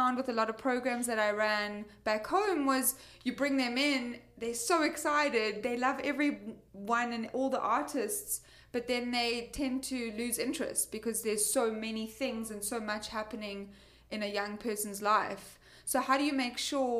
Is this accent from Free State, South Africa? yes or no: no; Cape Town, Western Cape, South Africa; moved away; also born or lived in London; I'm from Cape Town